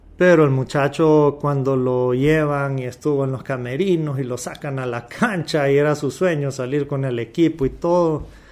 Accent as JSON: {"language": "Spanish", "country": "Honduras", "said": "como hondureños"}